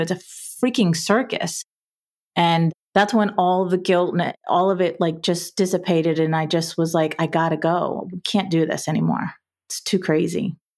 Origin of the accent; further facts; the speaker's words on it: South Florida, United States; I was born and raised in South Florida in a middle class family environment